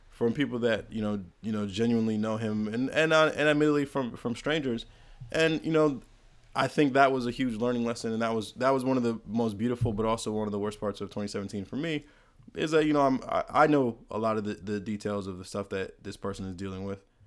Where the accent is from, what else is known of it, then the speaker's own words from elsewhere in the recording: United States; born and raised in America